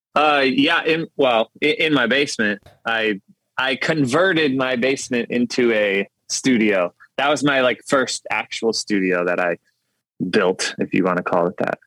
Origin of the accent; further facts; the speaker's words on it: Detroit side of Michigan, United States; moved away as an adult; also born or lived in Grand Rapids, Michigan; now in Nashville, United States; I grew up actually on the Detroit side of Michigan